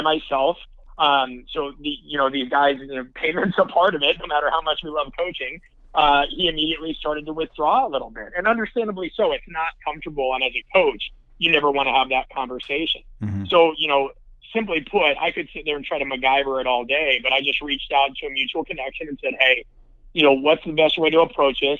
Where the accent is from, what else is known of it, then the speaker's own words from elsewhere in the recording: Nebraska, United States; I'm from the Midwest, I'm from Nebraska